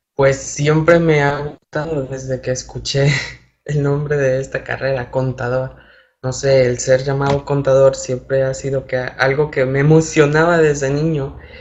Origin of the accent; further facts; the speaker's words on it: Ejido La Piña, Centla municipality, near Huatusco, Veracruz, Mexico; moved away as an adult; now in Veracruz, Mexico; soy originario de una pequeña localidad que se llama Ejido La Piña, en el municipio de Centla. Es vecino, municipio vecino de Huatusco.